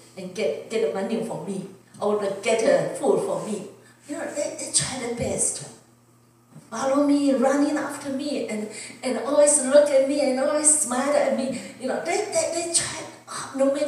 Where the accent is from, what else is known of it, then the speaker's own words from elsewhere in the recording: Taiwan; English is a second language; now in United States; if I was back in Taiwan